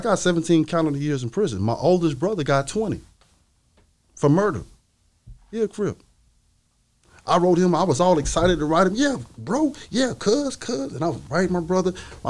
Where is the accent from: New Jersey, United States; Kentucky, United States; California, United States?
California, United States; also born or lived in Albuquerque / Colorado / Dallas / Louisiana; because I'm from California, but I grew up in Albuquerque, Colorado, Dallas, Louisiana and Memphis.